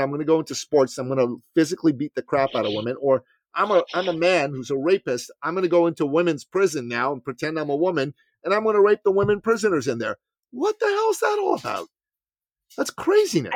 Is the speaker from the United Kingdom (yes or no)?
no; Iran; moved away; I'm from Iran